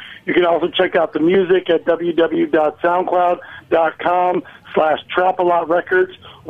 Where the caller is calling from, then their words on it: the deep south of Florida, United States; I'm calling from the deep south of Florida.